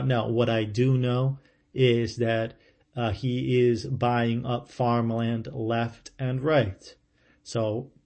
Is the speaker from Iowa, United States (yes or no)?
no; central Ohio, United States; moved away; I grew up in Ohio, in central Ohio, and it rained a lot there